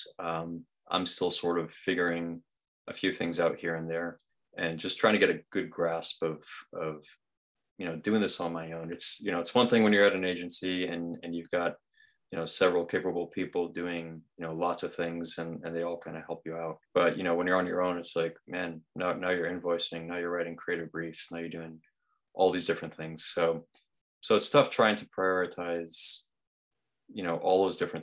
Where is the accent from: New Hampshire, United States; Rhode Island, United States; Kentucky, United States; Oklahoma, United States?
Rhode Island, United States; moved away as an adult; now in Massachusetts, United States; I grew up in Rhode Island pretty much my whole life. I'm in Massachusetts now